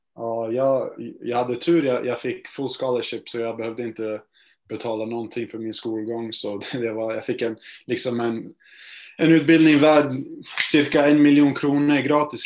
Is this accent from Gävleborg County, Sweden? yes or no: yes; Gävle, Gävleborg County, Sweden; moved away as an adult; also born or lived in United States; Jag är från Gävle, eh, så jag började spela här eh, i en liten klubb eh, precis där jag bor